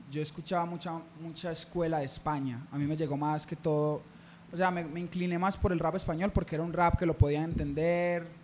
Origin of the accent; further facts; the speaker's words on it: Medellín, Antioquia, Colombia; also born or lived in Caicedo, Antioquia; yo me crié acá, yo me crié en San Javier